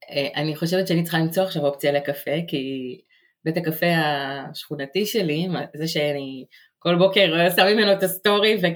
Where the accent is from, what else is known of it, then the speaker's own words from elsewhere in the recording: Israel; moved away as an adult; also born or lived in New York, United States; now in Jersey City, United States; אני אה, מתגוררת עכשיו בג'רזי סיטי, גרתי גם בניו יורק, מאוד קרובה לכאן. אני ישראלית שמתגוררת כאן, וזו אה, גם הזהות שלי.